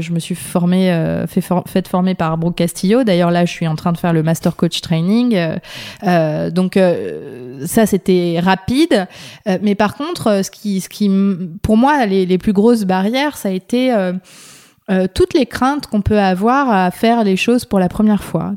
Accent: France; also born or lived in Paris; je suis française et j'habite à Paris

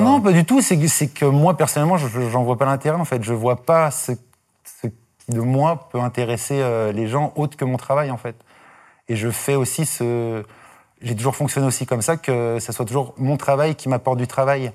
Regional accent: Dijon, Bourgogne-Franche-Comté, France; moved away; je viens de Dijon

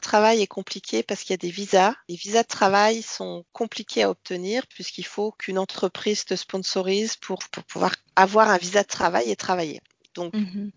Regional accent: Bourgogne-Franche-Comté, France; moved away as an adult; also born or lived in Martinique / Australia; j'ai passé mon enfance euh, et mon adolescence en Franche-Comté, mais je suis née en Martinique

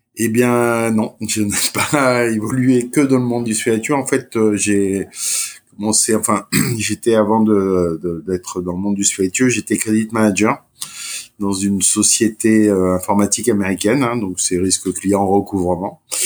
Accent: Martinique; je suis originaire de Martinique

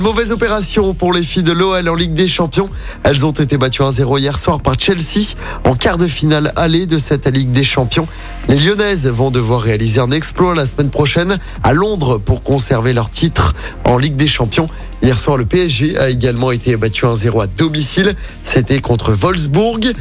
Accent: Lyon, Auvergne-Rhône-Alpes, France; chez nous à Lyon

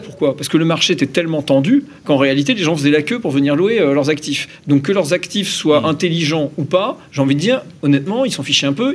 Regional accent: Normandy, France; je suis Normand

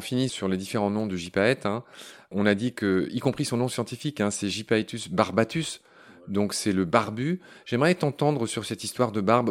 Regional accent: France; chez nous en France

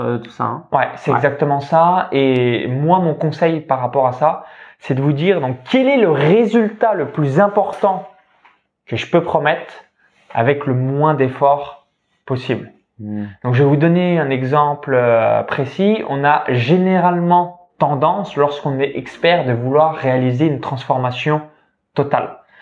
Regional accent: near Chalon-sur-Saône, Saône-et-Loire, Bourgogne-Franche-Comté, France; j'ai grandi dans une ferme, donc proche de Chalon-sur-Saône en Saône-et-Loire, donc c'est le département 71

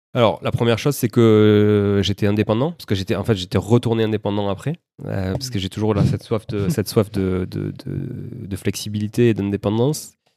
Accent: Toulouse, Occitania, France; also born or lived in Montreal, Canada; je suis né à Toulouse, ça s'entend peut-être un peu

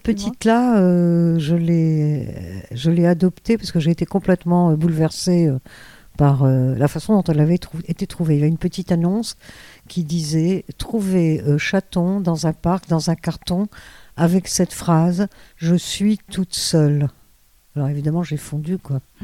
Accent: Cairo, Cairo Governorate, Egypt; now in France; chez moi en Égypte

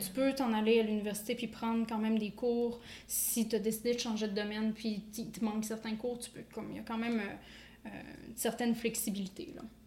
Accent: Quebec, Canada; moved away as an adult; also born or lived in New Brunswick; now in Moncton, Canada; je viens du Québec, je suis originaire du Québec.

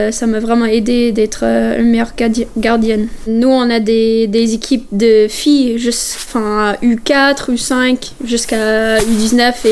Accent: Canada; C'est incroyable. On n'a pas cette ambiance euh, chez nous au Canada.

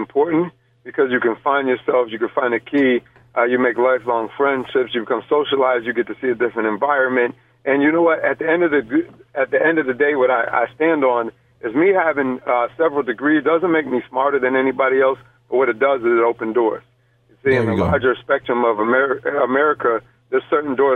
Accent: Rochester, New York, United States; I am born and raised in Rochester, New York.

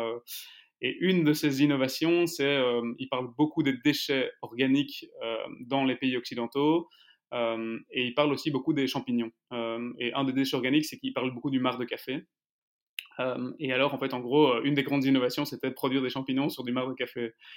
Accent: Brussels, Brussels-Capital Region, Belgium; je suis donc bruxellois, d'origine arménienne, avec un papa plutôt flamand

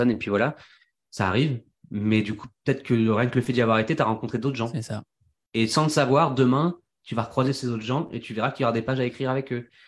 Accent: Centre-Val de Loire, France; J'ai jamais été posé aussi longtemps. à part quand j'étais petit en Touraine, quoi.

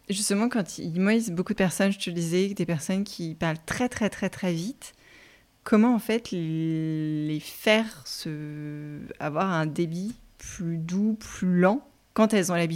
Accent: Grand Est, France; moi je suis alsacienne, donc là tu n'entends pas forcément que je suis alsacienne

